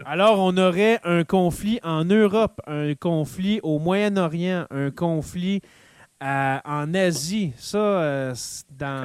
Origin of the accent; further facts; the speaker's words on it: Abitibi, Quebec, Canada; chez nous en Abitibi